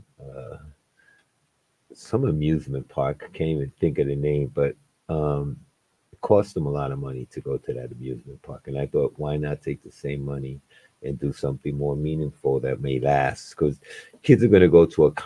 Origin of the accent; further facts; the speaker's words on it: New York City, New York, United States; now in New Haven, United States; I am born and raised in New York City. I've been in New Haven for 33 years now